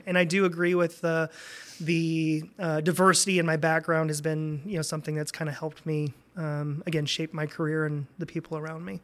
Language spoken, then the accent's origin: English; Fort Wayne, Indiana, United States; moved away as an adult; also born or lived in Michigan; now in Lansing, United States; was born and raised in Indiana. Uh, most people think I'm from Michigan 'cause I've been here for so long, but, uh, grew up in Fort Wayne